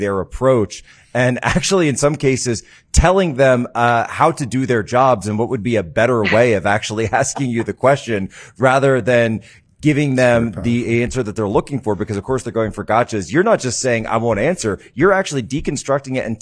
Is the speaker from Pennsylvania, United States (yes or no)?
yes; Philadelphia, Pennsylvania, United States; my home state of Pennsylvania, and I'm actually from the Philadelphia area